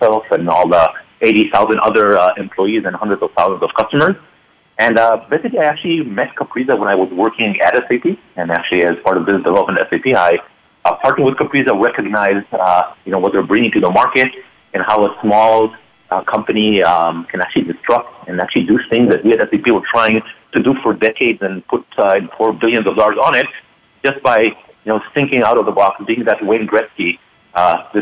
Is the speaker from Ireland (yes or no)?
no; Israel; now in Palo Alto, United States; being an Israeli born and raised person